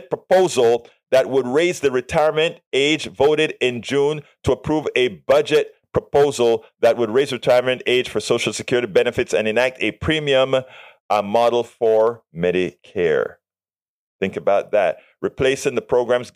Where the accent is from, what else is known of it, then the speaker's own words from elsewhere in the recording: Panama; now in United States; yo soy panameño también